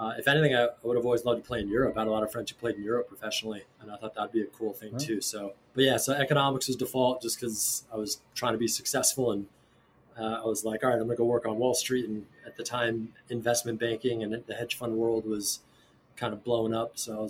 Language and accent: English; New Jersey, United States; moved away as an adult; also born or lived in New York / New York City; now in Rincon, Puerto Rico; Yeah, so I grew up in the Northeast. I was born in New York. I grew up in New Jersey. And then I went to school at NYU in New York City.